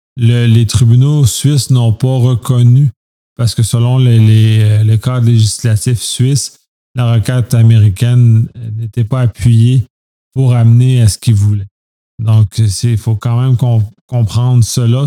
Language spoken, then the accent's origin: French; Canada; en tant que Canadien